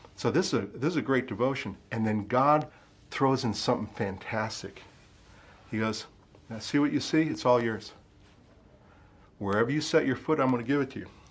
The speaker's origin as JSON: {"language": "English", "country": "United States", "moved": "yes", "lives_now": "Ashford, United Kingdom", "said": "I'm an American"}